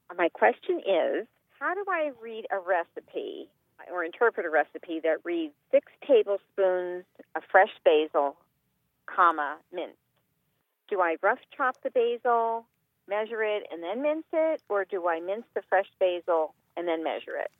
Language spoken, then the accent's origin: English; Yarmouth, Maine, United States; I'm from Yarmouth, Maine, which hmm. is uh, just north of Portland.